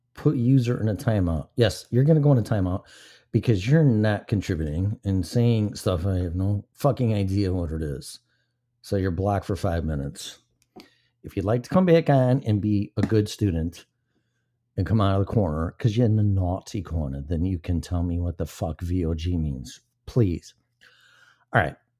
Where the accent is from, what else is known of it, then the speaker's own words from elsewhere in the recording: Illinois, United States; my home state, Illinois